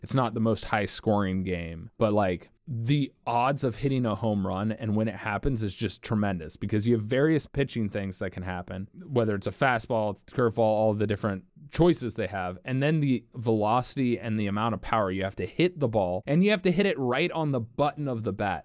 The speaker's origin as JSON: {"language": "English", "town": "Cincinnati", "region": "Ohio", "country": "United States", "tie": "born or raised there", "said": "we grew up in Cincinnati"}